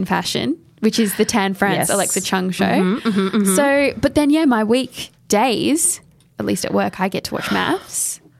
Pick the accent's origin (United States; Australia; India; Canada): Australia; …. No, we say that in Australia.